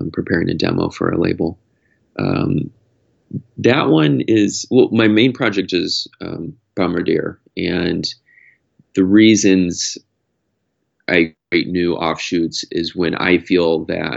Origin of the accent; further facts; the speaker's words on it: Iowa, United States; moved away as an adult; also born or lived in San Francisco; I grew up in Iowa